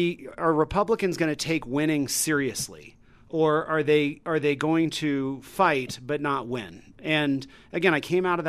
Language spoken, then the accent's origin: English; Colorado Springs, Colorado, United States; I grew up down in Colorado Springs, went to the Air Force Academy.